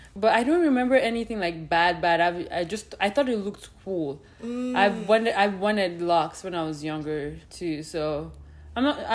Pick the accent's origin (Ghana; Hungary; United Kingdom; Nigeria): Nigeria; now in Winnipeg, Canada; we're both Nigerian